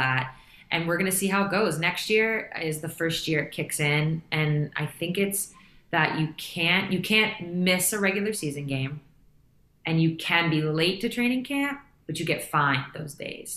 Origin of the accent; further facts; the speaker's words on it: United States; as an American